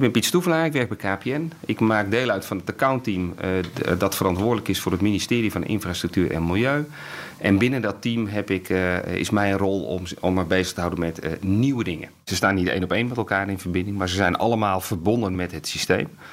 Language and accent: Dutch; Netherlands; ons Nederland